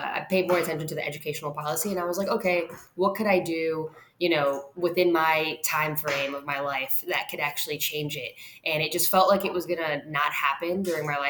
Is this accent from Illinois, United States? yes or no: yes; Chicago, Illinois, United States; the rest of us Chicagoans